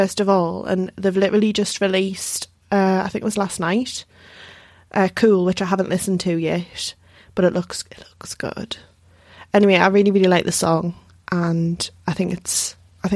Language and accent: English; Geordie, North East England, United Kingdom; accent: Geordie; I'm too Geordie for my own good